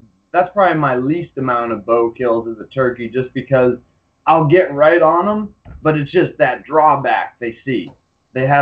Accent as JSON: {"language": "English", "area": "Cape Cod, New England", "region": "Massachusetts", "country": "United States", "said": "I'm actually from New England, like Cape Cod area."}